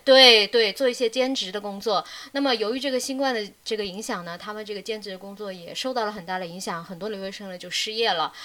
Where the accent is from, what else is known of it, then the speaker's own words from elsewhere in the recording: Wuhan, Hubei, China; moved away as an adult; now in Melbourne, Australia; 因为我从小到大是在武汉长大的嘛，也在大，武汉，呃，读了嗯。大学